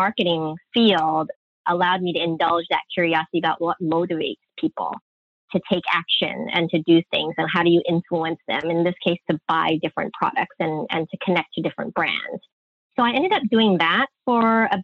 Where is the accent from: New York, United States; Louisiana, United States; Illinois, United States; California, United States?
California, United States; San Francisco; I was born and raised in San Francisco